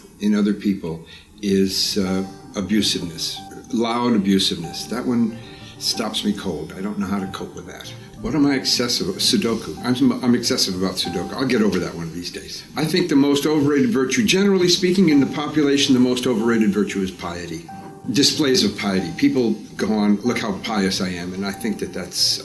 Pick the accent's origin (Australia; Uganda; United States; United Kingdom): United States; Washington, District of Columbia; I was born in Washington, D.C. in 1942.